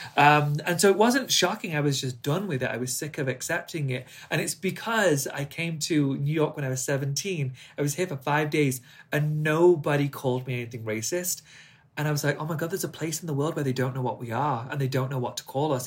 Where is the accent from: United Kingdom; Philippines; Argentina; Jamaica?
United Kingdom; England; accent: strong English; I speak in my strong English accent